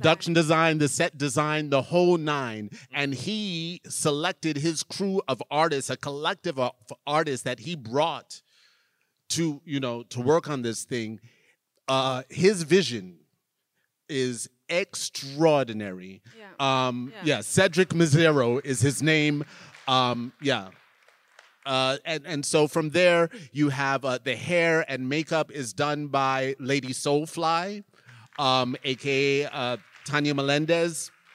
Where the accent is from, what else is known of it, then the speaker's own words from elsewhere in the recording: New York, United States; I grew up in New York